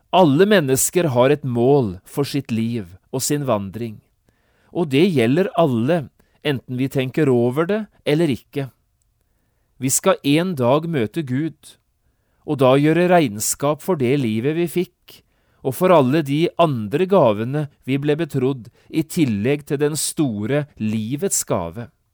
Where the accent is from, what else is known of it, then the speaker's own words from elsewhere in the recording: Norway; vi er nordmenn og vi tenker som nordmenn